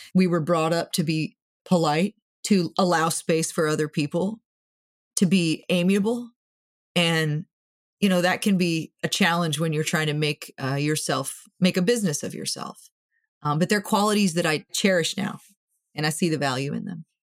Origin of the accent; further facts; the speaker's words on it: Moorhead, Minnesota, United States; I grew up in Moorhead, which is just across the Red River from Fargo